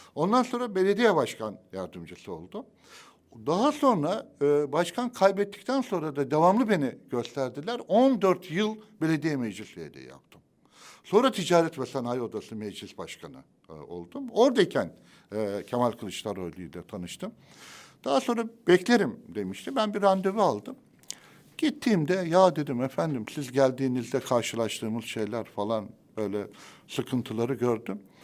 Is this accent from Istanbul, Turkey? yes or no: no; Adapazarı, Sakarya, Turkey; Adapazarı'nda benim kentimi çok seviyorum